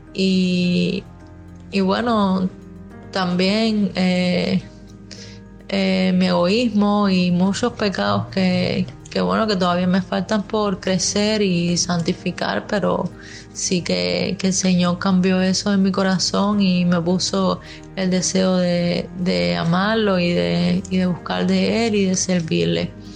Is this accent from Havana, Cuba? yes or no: yes; Havana, Cuba; yo soy de aquí de La Habana